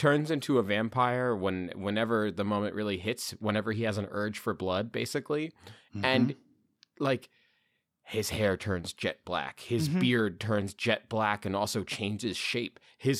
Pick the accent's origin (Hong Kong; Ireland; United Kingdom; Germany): United Kingdom; England; I'm me. I'm from England.